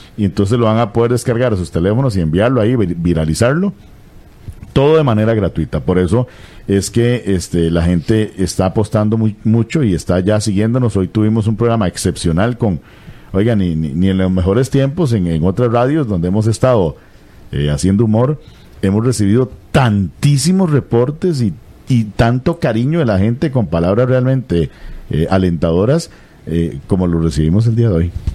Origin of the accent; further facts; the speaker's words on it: Limón, Costa Rica; moved away as an adult; now in San José, Costa Rica; yo soy de Limón, empecé en 1987 en, en esto de la radio, en una radio que se llama Estéreo Bahía, allá en Limón